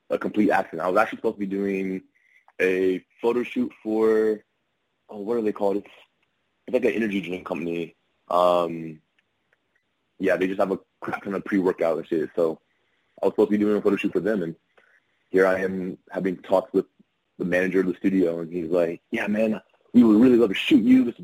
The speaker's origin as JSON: {"language": "English", "region": "California", "country": "United States", "tie": "born or raised there", "also_born_or_lived": "Texas / Ohio / Louisiana", "lives_now": "Florida, United States", "said": "Um, all over the place. Um, grew up a lot in California. Um, lived in Texas"}